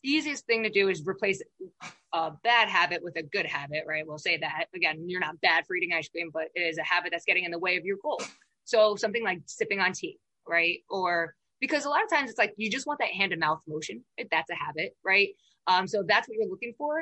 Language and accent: English; New York, United States; I'm from New York